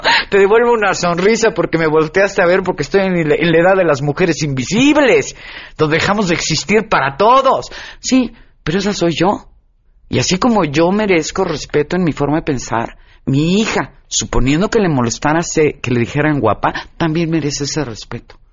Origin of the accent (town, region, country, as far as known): Mexico